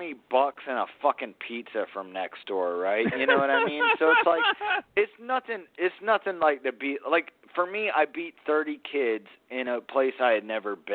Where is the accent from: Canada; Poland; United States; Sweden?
United States; Atlanta, Georgia; moved away; also born or lived in Spokane; I grew up in Atlanta, dude.